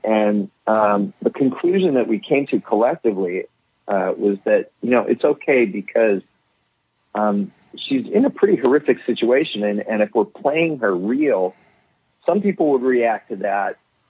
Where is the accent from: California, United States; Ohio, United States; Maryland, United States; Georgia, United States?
Ohio, United States; So I'm from Ohio. I'm from someplace normal.